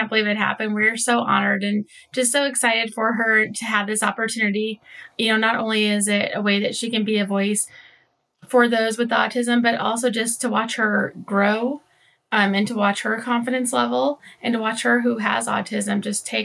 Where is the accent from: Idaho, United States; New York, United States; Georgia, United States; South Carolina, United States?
Idaho, United States; we are from Idaho